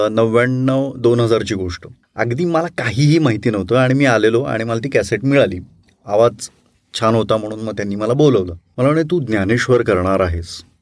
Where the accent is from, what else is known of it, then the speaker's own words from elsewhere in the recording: Latur, Maharashtra, India; also born or lived in Kalamb; मी माझं सगळं बालपण सगळं लातूरमध्ये गेलं माझा जन्म कळमचा